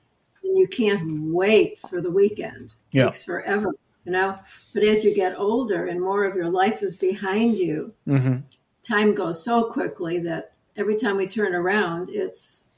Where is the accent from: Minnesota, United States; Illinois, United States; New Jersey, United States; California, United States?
Illinois, United States; Chicago; also born or lived in Bloomington, Indiana; now in Florida, United States; 3 months older than Bob. We're both from Chicago originally, but we didn't meet in Chicago. We met in the first week of college at Indiana University in Bloomington, Indiana.